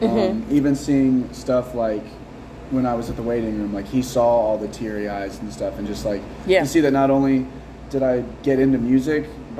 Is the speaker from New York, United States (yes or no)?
no; Omaha, Nebraska, United States; I was born and raised here in Omaha.